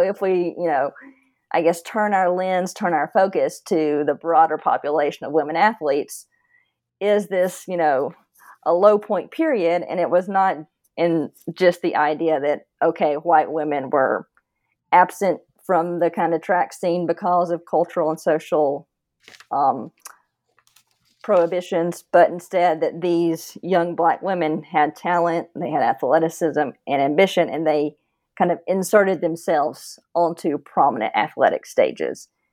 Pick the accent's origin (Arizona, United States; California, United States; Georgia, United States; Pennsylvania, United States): Georgia, United States; Northeast; moved away; also born or lived in Sewanee, Tennessee / Coral Gables, Florida / Tennessee; I grew up in Northeast Georgia